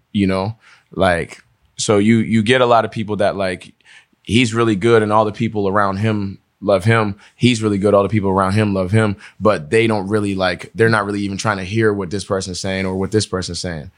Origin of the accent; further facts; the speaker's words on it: Pittsburgh, Pennsylvania, United States; also born or lived in Togo / New York / Rhode Island; we moved to New York first when we came to America. And then from New York, we were in Rhode Island for a little bit. Then we came to Pittsburgh